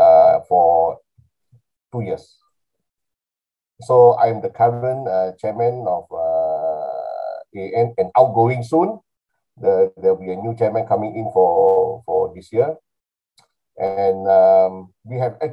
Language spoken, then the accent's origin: English; Kuala Lumpur, Malaysia; I'm from Kuala Lumpur